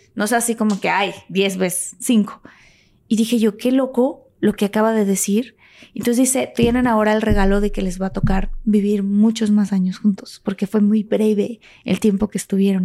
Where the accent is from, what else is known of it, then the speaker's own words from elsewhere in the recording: Mexico; yo soy de México y amo mi país